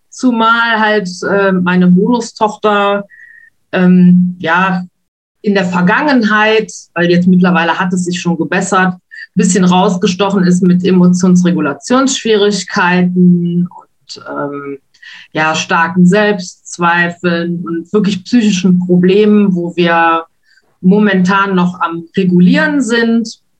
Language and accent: German; Wuppertal, North Rhine-Westphalia, Germany; moved away as an adult; also born or lived in Spain; now in Luxembourg; Gebürtig komme ich aus Wuppertal und bin dann mal eine Zeit lang nach Spanien abgetaucht